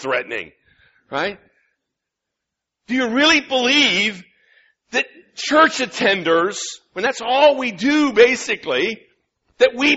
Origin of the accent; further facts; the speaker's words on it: Illinois, United States; moved away as an adult; now in Michigan, United States; I'm from Illinois.